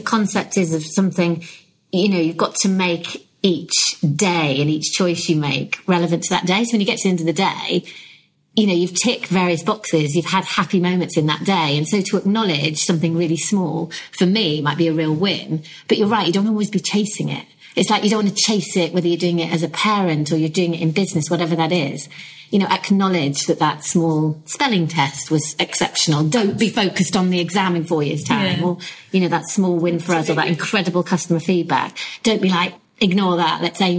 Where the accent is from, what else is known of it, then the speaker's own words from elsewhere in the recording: United Kingdom; I think being very British to that point is, what do you define as success?